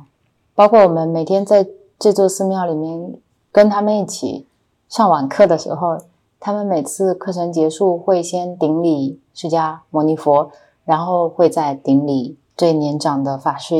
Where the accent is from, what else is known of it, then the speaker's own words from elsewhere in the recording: China; 我们说我们是中国来的